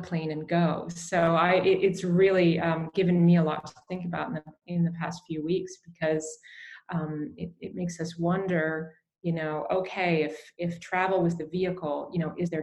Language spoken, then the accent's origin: English; Canada; I grew up in Canada. My parents were from England.